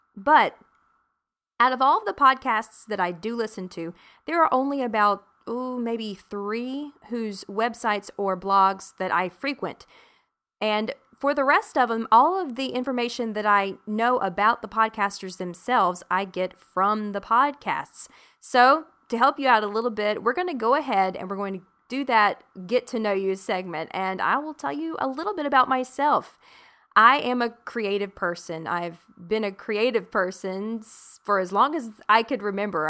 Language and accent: English; South Carolina, United States; now in Arlington, Texas, United States; I'm originally from South Carolina.